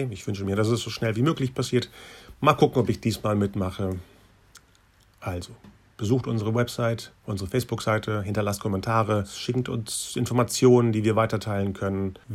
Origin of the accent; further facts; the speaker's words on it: Bielefeld, North Rhine-Westphalia, Germany; born there; deswegen bin ich ja hier geboren